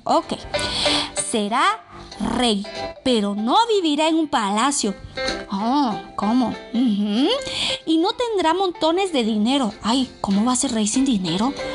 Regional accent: Costa Rica; now in Mexico City, Mexico; Yo estoy desde la Ciudad de México porque aquí vivo actualmente, pero también represento a Costa Rica porque es el país donde yo nací

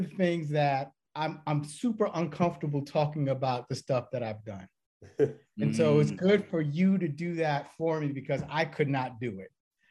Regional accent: New York, United States; growing up in New York

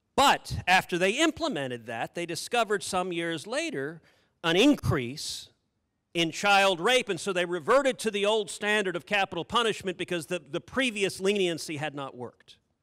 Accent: Texas, United States; I'm a Texan.

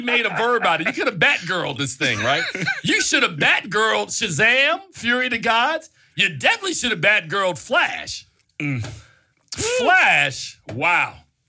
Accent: Newark, New Jersey, United States; when I was a kid, growing up in Newark, New Jersey

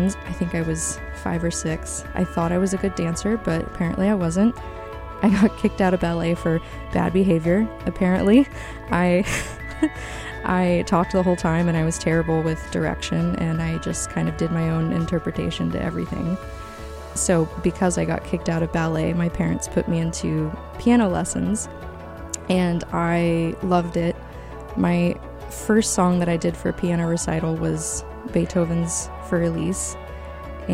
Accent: Tyler, Texas, United States; I was born in Tyler, Texas.

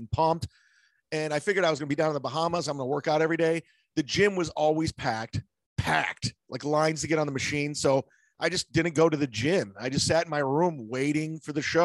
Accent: Cleveland, Ohio, United States; now in Tampa, United States; I always say I represent Cleveland

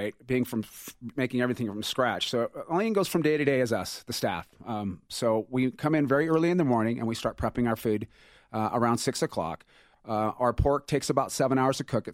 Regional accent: Las Vegas, Nevada, United States; moved away as an adult; now in Denver, United States; we're originally from Las Vegas, and we fell in love with the city of Denver many years ago

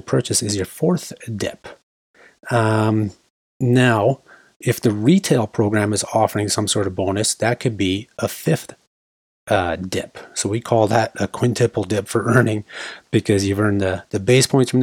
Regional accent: Canada; we're Canadian. This is a Canadian podcast

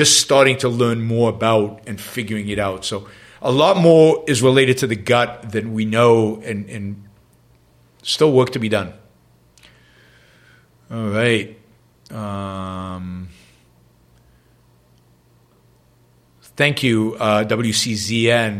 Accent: Israel; first language English and Hebrew; moved away; also born or lived in London; I grew up with two languages, English and Hebrew. My parents spoke English at home. I spoke Hebrew outside of the house

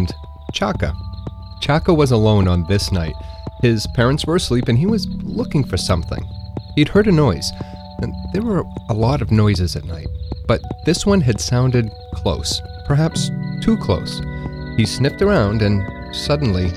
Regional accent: New England, United States; I grew up in New England, I still live in New England

